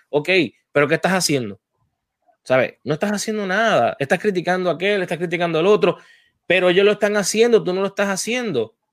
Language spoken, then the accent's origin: Spanish; Puerto Rico; yo estuve en el Departamento de la Familia en Puerto Rico.